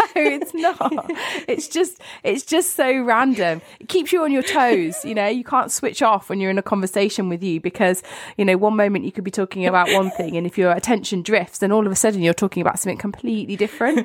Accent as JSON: {"language": "English", "country": "United Kingdom", "said": "both of us being British"}